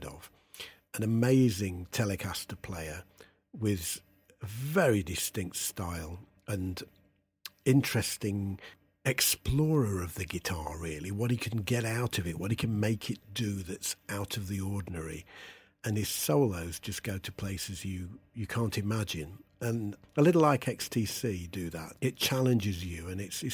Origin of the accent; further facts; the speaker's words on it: Derby, East Midlands, United Kingdom; My hometown of Derby was well known for its record stores